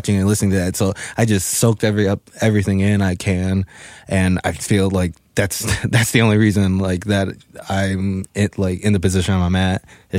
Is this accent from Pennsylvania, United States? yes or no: no; Chicago, Illinois, United States; I'm from Chicago, Illinois. Yeah. I was born on the south side, literally grew up about 5 minutes away from White Sox Park